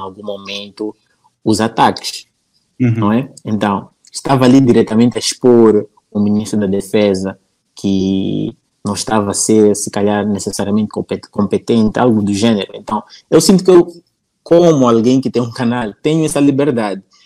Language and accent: Portuguese; Nampula, Mozambique; accent: northern Mozambican; eu nasci na Ampula